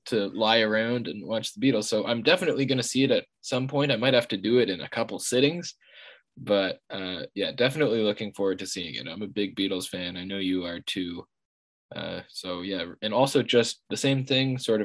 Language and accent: English; Canada; being Canadian as the two of us are